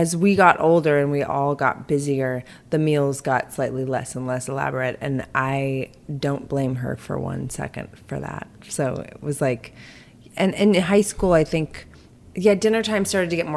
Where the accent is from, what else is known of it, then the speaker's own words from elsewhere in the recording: Eureka, California, United States; I was born in Northern California, a little tiny town called Eureka